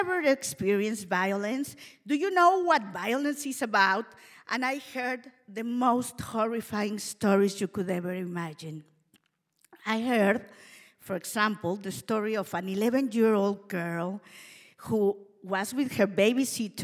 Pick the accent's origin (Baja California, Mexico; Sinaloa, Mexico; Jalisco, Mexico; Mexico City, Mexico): Mexico City, Mexico; moved away; I am a Mexican. I was born and raised in Mexico City